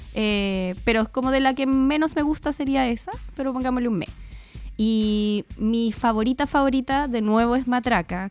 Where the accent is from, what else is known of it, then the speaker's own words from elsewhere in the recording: Chile; los chilenos también tenemos